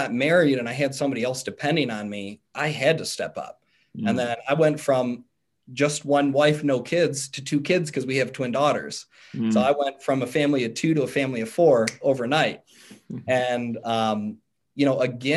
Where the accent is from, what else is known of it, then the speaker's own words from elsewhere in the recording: Cleveland, Ohio, United States; moved away as an adult; now in Cincinnati, United States; me being from Cleveland and still being in my home state